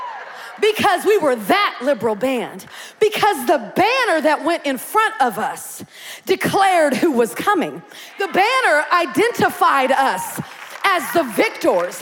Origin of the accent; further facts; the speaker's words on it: Kansas, United States; now in Beaumont, United States; I'm from Kansas. We're right close to Oklahoma, 5 miles north of the Oklahoma state border, so I had to learn Oklahoma history as well